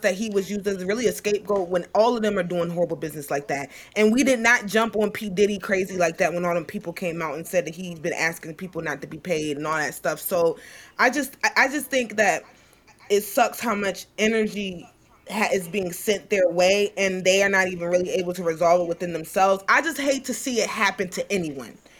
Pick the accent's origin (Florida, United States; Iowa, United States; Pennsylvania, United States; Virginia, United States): Virginia, United States; Richmond; I'm from Richmond, Virginia, Blackwell